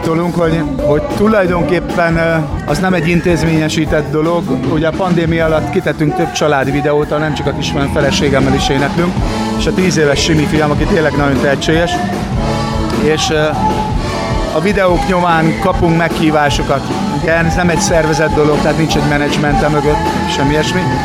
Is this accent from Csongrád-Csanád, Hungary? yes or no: yes; Szeged, Csongrád-Csanád, Hungary; Szegedi vagyok